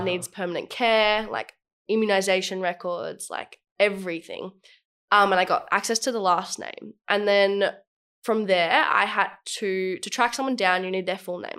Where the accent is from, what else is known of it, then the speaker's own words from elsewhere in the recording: Australia; I was born in Australia.